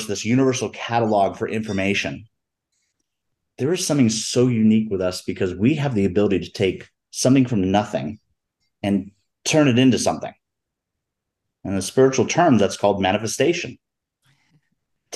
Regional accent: Florida Keys, United States; moved away as an adult; now in Denver, United States; I grew up in the Florida Keys.

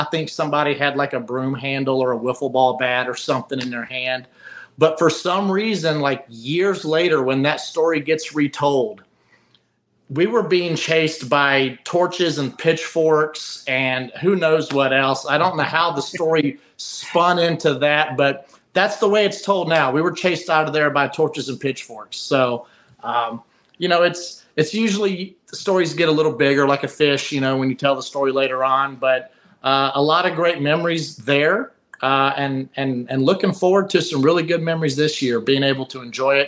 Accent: Virginia, United States; when I say I'm from Virginia, at some point, it could be 30 minutes down the road, it could be 30 days, it could be 2 months, it could be 3 years.

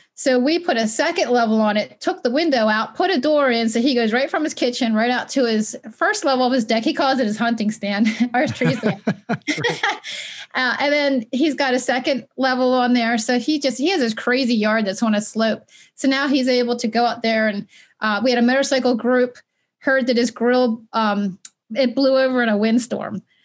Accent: Baltimore, Maryland, United States; also born or lived in Westminster, Maryland; I grew up in Baltimore

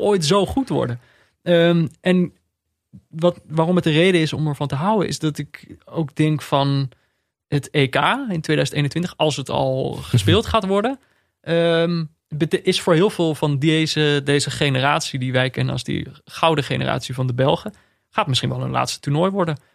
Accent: Netherlands; als Nederlander

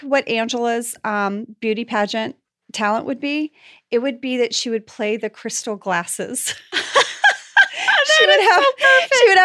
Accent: the South, United States; accent: southern; my southern accent

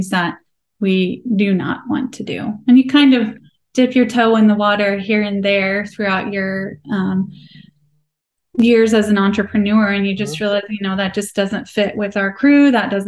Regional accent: Nebraska, United States; I am born and raised in Nebraska, and I'm darn proud of it

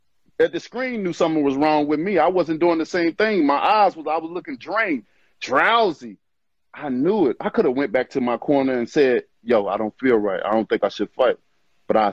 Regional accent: Alabama, United States; I'm from Alabama

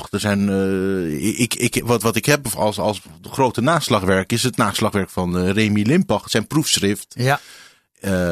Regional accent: Netherlands; also born or lived in Paris, France; Ik ben geboren als Fransman, inderdaad, in Parijs.

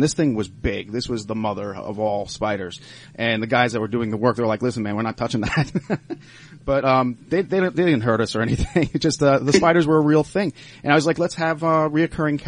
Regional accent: Long Island, New York, United States; also born or lived in Cooperstown, New York; now in Pittsburgh, United States; I'm from Long Island, actually, and I'm a transplant here in Pittsburgh

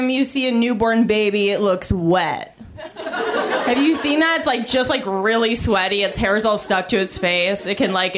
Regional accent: Canada; now in United States; I'm Canadian

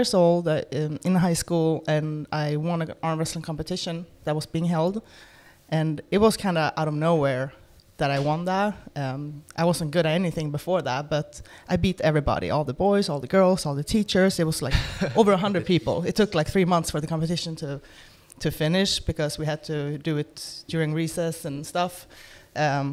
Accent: Sweden; moved away as an adult; now in Florida, United States; I was born in Sweden. Currently live in Florida

